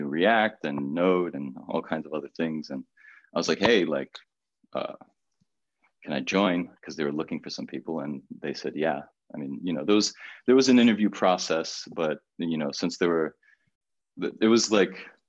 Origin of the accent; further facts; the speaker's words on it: Miami, Florida, United States; also born or lived in Brazil; born in Brazil, moved to Miami when I was like super young